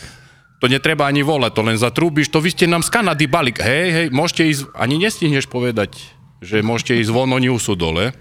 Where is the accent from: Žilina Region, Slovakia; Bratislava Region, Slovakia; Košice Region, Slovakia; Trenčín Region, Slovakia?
Košice Region, Slovakia; Spišská Nová Ves; zo Spiskej Novej Vsi a pracujem na DP v Levoči